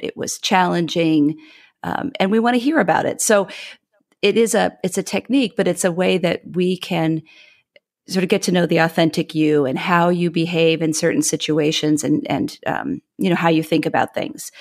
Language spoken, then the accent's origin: English; Midwest, United States; moved away; I am a Midwesterner by upbringing.